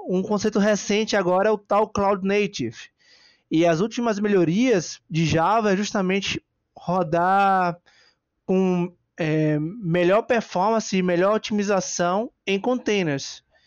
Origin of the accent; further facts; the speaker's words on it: Bahia, Brazil; a minha maior qualidade é ser baiano e brasileiro, né? Gosto muito da minha terrinha